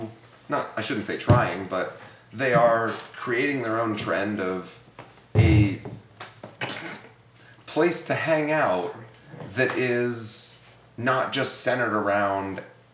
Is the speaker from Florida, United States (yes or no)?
yes; Ocoee, Florida, United States; No, Ocoee.